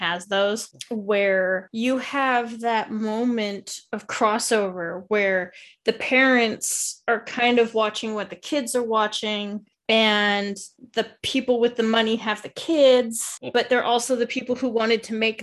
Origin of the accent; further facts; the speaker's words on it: Alaska, United States; I grew up in Alaska.